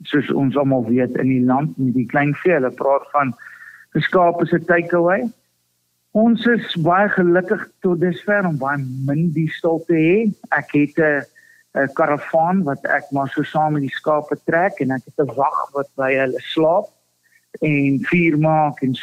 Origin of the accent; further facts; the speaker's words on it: Zimbabwe; my pa se stoere beesboer en hy kom uit Rodesie uit of ons kom uit Rodesie uit